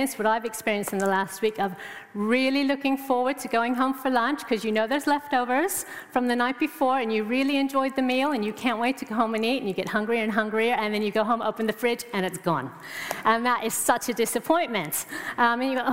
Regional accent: United States; moved away as an adult; now in England; I'm from America

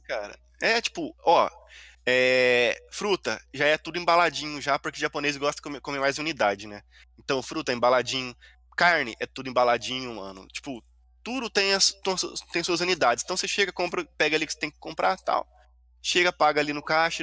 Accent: Brazil; moved away as an adult; now in Japan; sou brasileiro

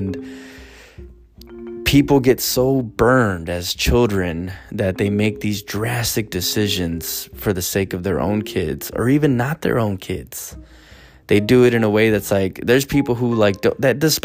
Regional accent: United States

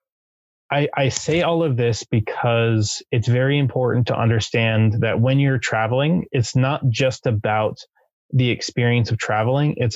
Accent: Southern California, United States; also born or lived in Japan; I'm from Southern California

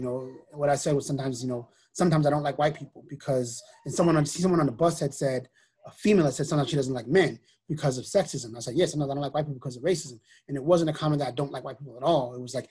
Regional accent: New York City, New York, United States; also born or lived in Mount Pleasant, Iowa / Lebanon, Illinois / Waterville, Maine; now in Waltham, United States; I'm a New Yorker. I'm from the Bronx.

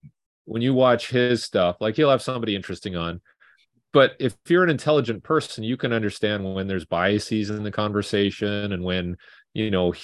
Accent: Vancouver, British Columbia, Canada; And I'm from Vancouver.

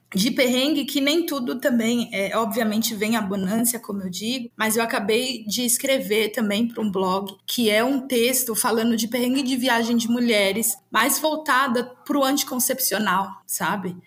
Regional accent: Brazil; Eu sou brasileira, eu sou latino-americana

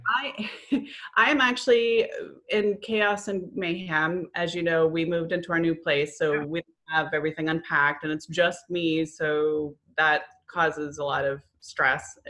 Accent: Florida, United States; moved away as an adult; also born or lived in New England; I grew up in Florida, moved to New England, moved back

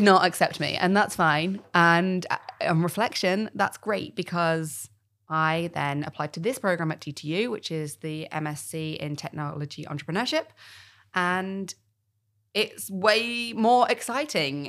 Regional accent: United Kingdom; I'm also British

